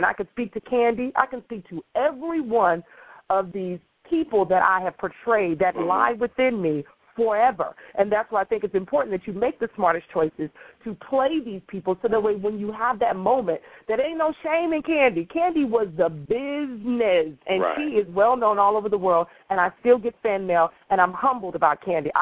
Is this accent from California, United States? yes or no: yes; Los Angeles, California, United States; I'm from South Central